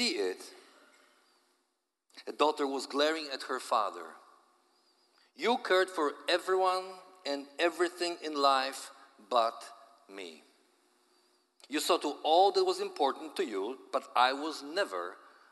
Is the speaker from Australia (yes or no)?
no; Poland; accent: Polish; my Polish accent